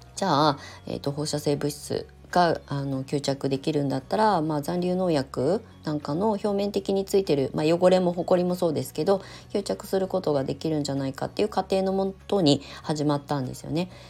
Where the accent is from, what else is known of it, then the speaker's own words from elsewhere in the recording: Kasama, Ibaraki, Japan; moved away as an adult; U ターン移住してきたね茨城県笠間市、まあ、生まれ育ったあの土地なんですけれども